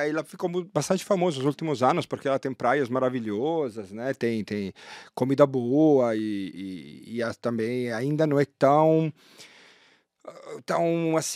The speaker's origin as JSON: {"language": "Portuguese", "town": "Taranto", "region": "Apulia", "country": "Italy", "tie": "born or raised there", "also_born_or_lived": "Lisbon", "second_language": "Portuguese", "moved": "as an adult", "lives_now": "Brazil", "said": "eu nasci em Taranto"}